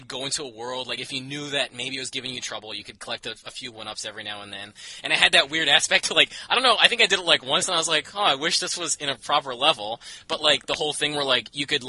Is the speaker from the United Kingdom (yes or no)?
no; Canada; I'm from Canada